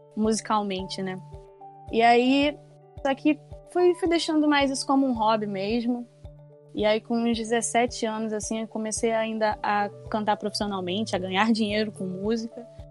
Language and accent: Portuguese; São Gonçalo, Rio de Janeiro, Brazil; ser de uma igreja na periferia da minha cidade, eu sou de São Gonçalo, no Rio de Janeiro